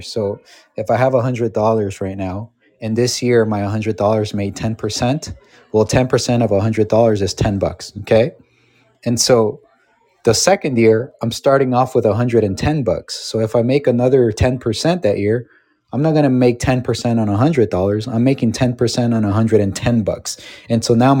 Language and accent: English; Los Angeles, California, United States; I grew up in Los Angeles